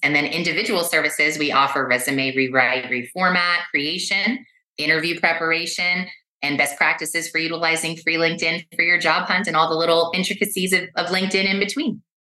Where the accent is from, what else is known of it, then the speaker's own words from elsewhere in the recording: Los Angeles, California, United States; I was born and raised in West Los Angeles